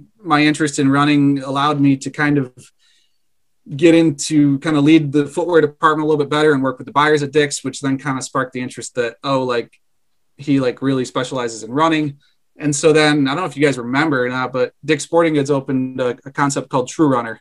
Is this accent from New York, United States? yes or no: yes; Central New York, United States; I'm born and raised in Central New York